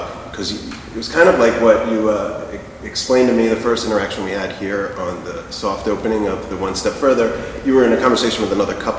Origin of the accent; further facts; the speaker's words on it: New Jersey, United States; also born or lived in Vermont; I'm from South Jersey